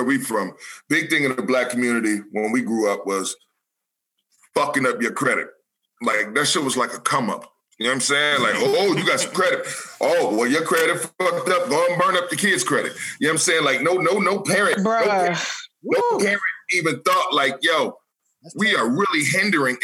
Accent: New Haven, Connecticut, United States; now in Atlanta, United States; We're all from New Haven, Connecticut. So in New Haven, Connecticut, there ain't a bunch of houses in the hoods.

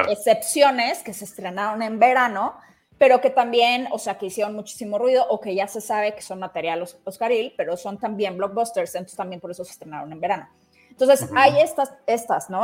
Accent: Mexico; somos mexicanos

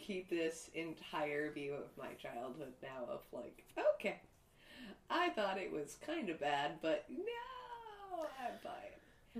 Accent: Los Angeles, California, United States; growing up in LA, which is a lot of Asian culture and a lot of white culture

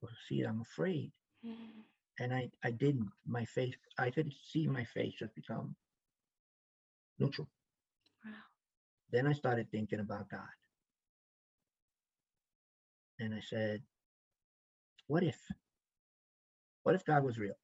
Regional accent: New York City, New York, United States; I grew up in the South Bronx

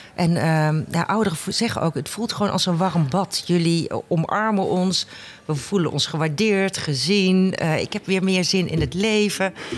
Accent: 's-Hertogenbosch, North Brabant, Netherlands; Ik kom uit Den Bosch

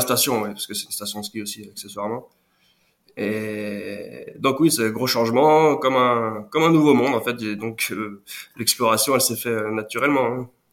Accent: Lyon region, Auvergne-Rhône-Alpes, France; also born or lived in Brittany / Pyrénées-Orientales; je suis né en Bretagne, mais très tôt, je suis arrivé en, région, en région euh, lyonnaise

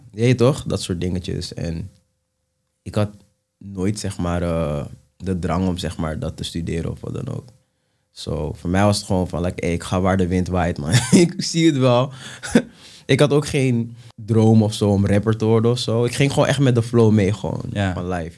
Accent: Amsterdam, North Holland, Netherlands; ik kom uit de Belmer. Ja. En ik groeide op eh, in een buurt waar gewoon heel veel Surinamers eh, waren bijvoorbeeld.

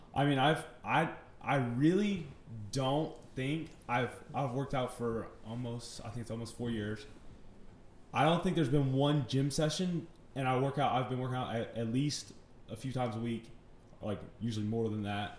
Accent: Chapel Hill, North Carolina, United States; also born or lived in Mooresville, North Carolina; I'm from Chapel Hill, North Carolina. I was born in uh, Mooresville, North Carolina.

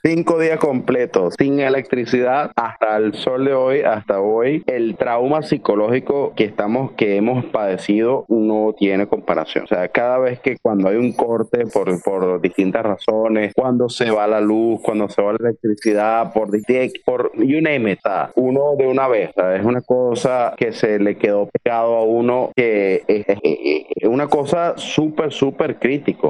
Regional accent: Venezuela; desde mi terruño hasta la capital Caracas

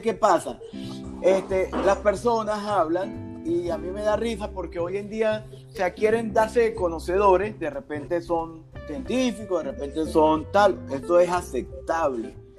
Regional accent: Rubio, Táchira, Venezuela; el Táchira es mi tierra, eh, yo soy de Rubio

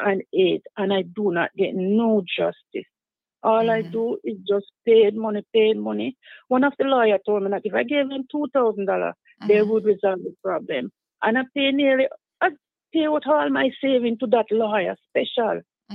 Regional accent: Jamaica; moved away; when I came from Jamaica, I came straight and lived with the couple.

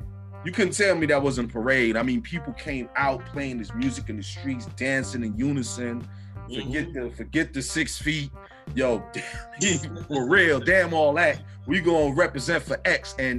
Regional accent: St. Vincent & Grenadines; Right now, my country, my home country that I come from, St. Vincent and the Grenadines, is experiencing some volcano eruptions.

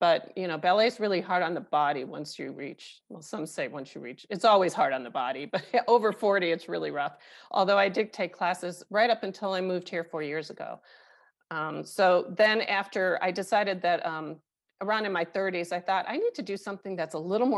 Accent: Chicago, Illinois, United States; also born or lived in Paris, France; now in Denver, United States; I grew up in Chicago. I was born and raised in Chicago

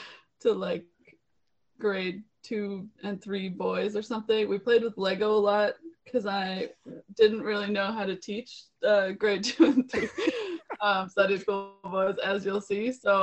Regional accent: Ottawa, Ontario, Canada; also born or lived in South Africa; I'm from Ottawa, kind of. I grew up in Ottawa mostly. It's the city that I know the best. I've lived in a few cities since then. I went to university in South Africa.

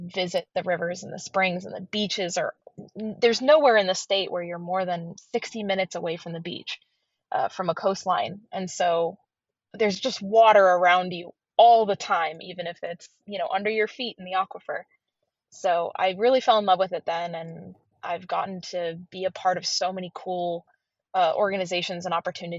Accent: North Central Florida, United States; also born or lived in Georgia; I grew up here in North Central Florida

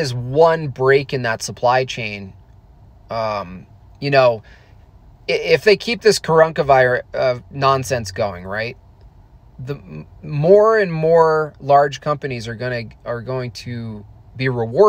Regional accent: Hunter, New York, United States; In New York, I grew up in the Catskill Mountains, a little ski town called Hunter Mountain.

